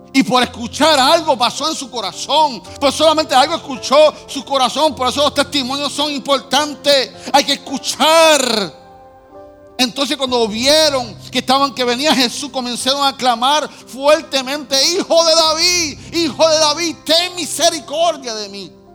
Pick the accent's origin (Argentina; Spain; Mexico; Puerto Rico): Puerto Rico; somos boricua